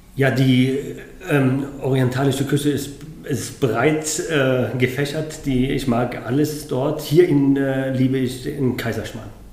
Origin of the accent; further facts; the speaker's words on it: Yemen; now in Munich, Germany; zum Jemen, ähm, meinem Herkunftsland, meinem Geburtsland